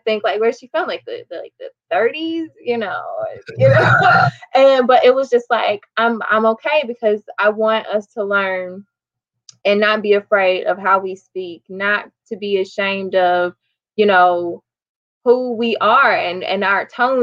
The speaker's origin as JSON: {"language": "English", "region": "Illinois", "country": "United States", "said": "American and from Illinois"}